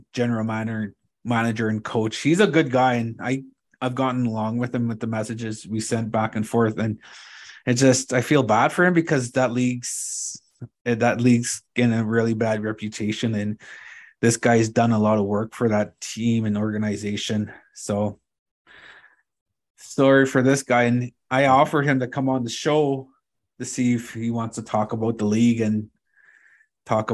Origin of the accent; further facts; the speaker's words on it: Moose Factory, Ontario, Canada; also born or lived in Treaty 3 area, Ontario; now in Treaty 3, Canada; I'm from Treaty 9 from Moose Factory. So, growing up, we used to hunt a lot. But since I moved here to Treaty 3